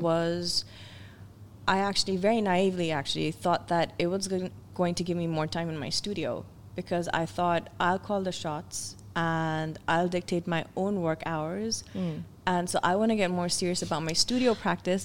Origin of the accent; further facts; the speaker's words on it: Pakistan; moved away as an adult; I was back at uh, the National College of Arts, but they'd actually opened up a branch in my hometown.